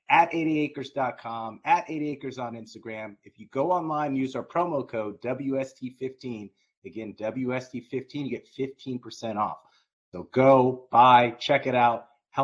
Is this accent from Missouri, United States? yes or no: no; Danville, California, United States; We both grew up in the Bay Area. I'm East Bay, Danville.